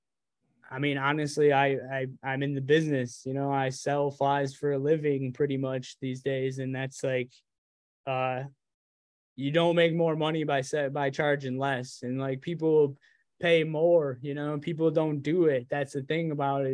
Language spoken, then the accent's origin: English; New York, United States; I live as far away from you as New York City as you can get